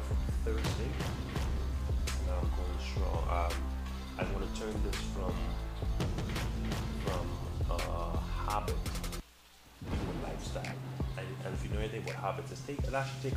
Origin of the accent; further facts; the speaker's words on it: Nassau, New Providence, Bahamas; I'm from Nassau, Bahamas, and our city, which is New Providence.